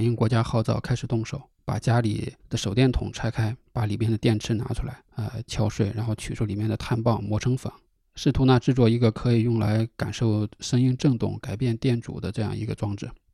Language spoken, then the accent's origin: Chinese; China; also born or lived in Inner Mongolia; 我从小在河北和内蒙古交界处的一个农村长大，充值不大，就靠着一个小山坡